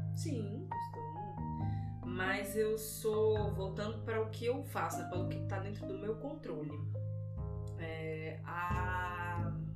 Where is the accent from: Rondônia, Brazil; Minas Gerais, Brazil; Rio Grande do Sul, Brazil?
Rondônia, Brazil; Vilhena; Eu sou natural de Vilhena, interior de Rondônia. Todo o meu olhar que eu tenho para o mundo, ele é investido é, dessa minha vivência toda no interior de Rondônia